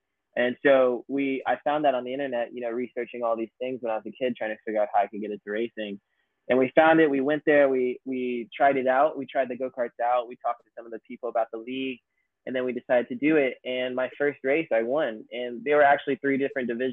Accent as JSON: {"language": "English", "area": "near Atlanta", "region": "Georgia", "country": "United States", "tie": "born or raised there", "said": "I grew up near Atlanta, Georgia, 30 minutes west of Atlanta, kind of near Smyrna and Marietta"}